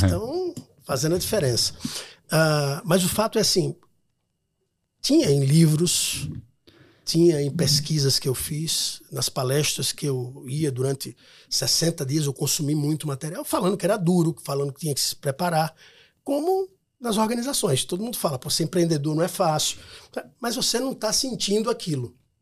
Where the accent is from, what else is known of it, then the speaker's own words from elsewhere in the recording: Maceió, Alagoas, Brazil; Eu sou de Maceió, né? Uma cidade pequena, um estado pequeno